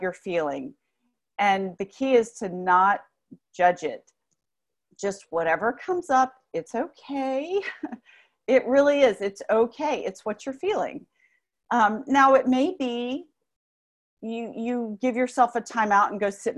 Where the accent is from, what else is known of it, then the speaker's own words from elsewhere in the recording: New Orleans, Louisiana, United States; I grew up, well, New Orleans it's in the South, but it's not Southern, but in the South, in the Bible Belt in particular